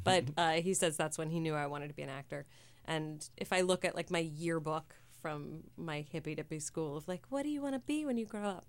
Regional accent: San Francisco, California, United States; moved away; I grew up on nineteenth and Castro

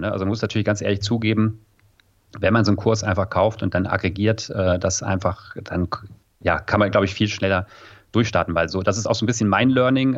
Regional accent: Rhineland, Germany; now in Munich, Germany; ich bin ja auch äh, Rheinländer

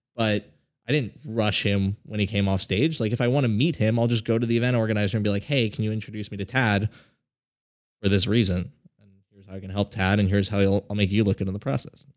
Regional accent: South Florida, United States; I grew up in South Florida

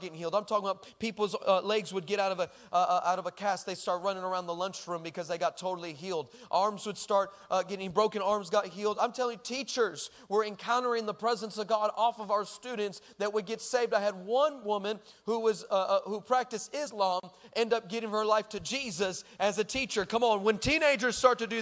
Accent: El Paso, Texas, United States; moved away; I'm originally from El Paso, Texas

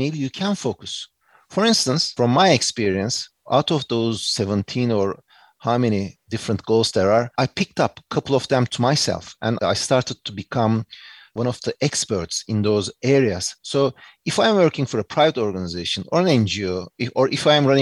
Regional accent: Turkey; accent: Turkish English; English is a second language; moved away as an adult; also born or lived in United States / New York; I did my undergrad and high school and everything in Turkey, my home country

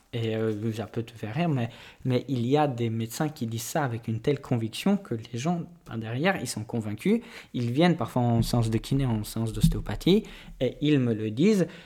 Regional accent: Poland; moved away; je suis polonais.

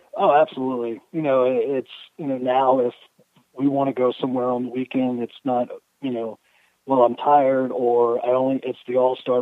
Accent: Louisiana, United States; growing up in Louisiana

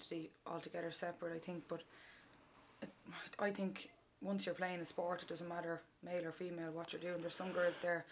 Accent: Meath, Leinster, Ireland; I'm from Meade

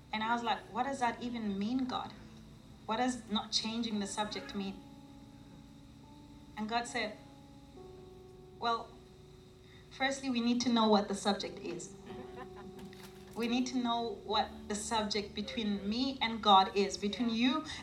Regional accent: South Africa; I'm a South African. I was born, raised in South Africa

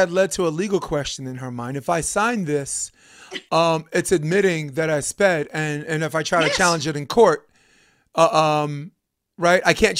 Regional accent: New York, United States; I'm from New York.

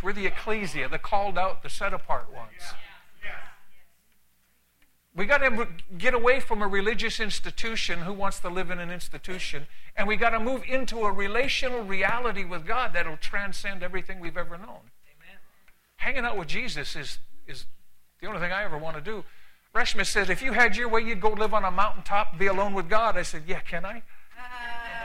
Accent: Canada; also born or lived in San Antonio, Texas / California; now in United States; I'm Canadian. I'm Canadian by birth

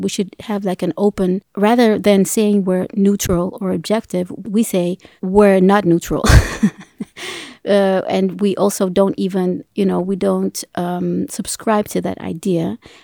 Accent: Ethiopia; I'm from Africa. I'm from Ethiopia

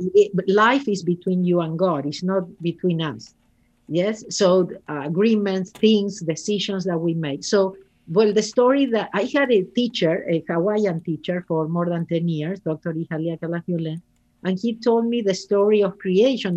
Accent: Argentina; English is a second language; moved away as an adult; now in Los Angeles, United States; I am originally from Argentina, and I moved to Los Angeles thirty-seven years ago.

